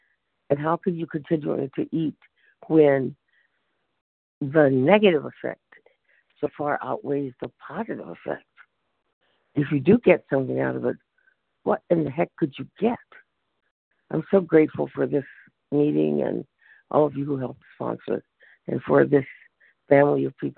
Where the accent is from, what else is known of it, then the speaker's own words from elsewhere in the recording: San Francisco, California, United States; from San Francisco.